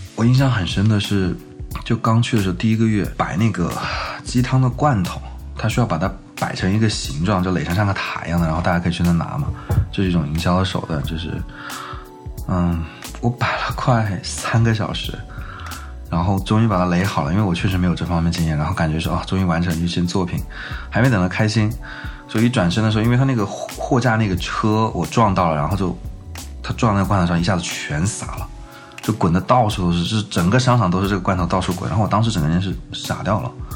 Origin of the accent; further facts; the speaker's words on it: Changsha, Hunan, China; moved away; also born or lived in Shenzhen; 我是八五年，就是五月份出山寨湖南长沙，那是我的故乡